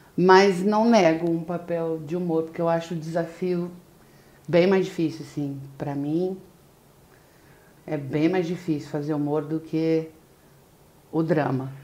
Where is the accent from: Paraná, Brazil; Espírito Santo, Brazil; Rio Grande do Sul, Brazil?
Paraná, Brazil; Londrina; moved away as an adult; also born or lived in São Paulo; now in Rio de Janeiro, Brazil; eu comecei, como você falou, em Londrina, Paraná, e lá eu fiquei por muitos anos. Eu só saí de lá em 98, já vai fazer 20 anos que eu tô aqui no Rio